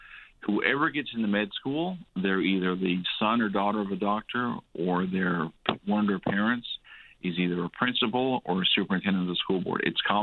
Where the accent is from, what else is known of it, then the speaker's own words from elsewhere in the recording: Newfoundland and Labrador, Canada; moved away as an adult; I'm originally from Newfoundland